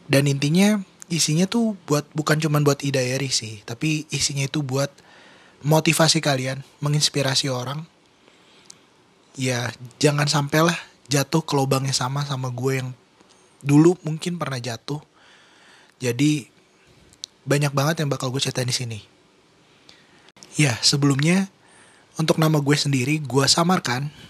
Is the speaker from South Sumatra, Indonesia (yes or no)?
no; Bogor, West Java, Indonesia; born there; ya gue lahir di Bogor gue kelahiran tahun 1997